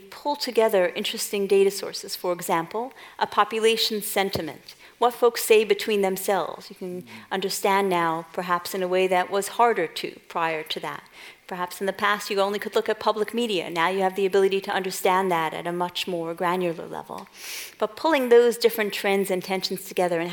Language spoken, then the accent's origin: English; New York City, New York, United States; moved away; folks may not have picked up from my accent, I'm originally from Brooklyn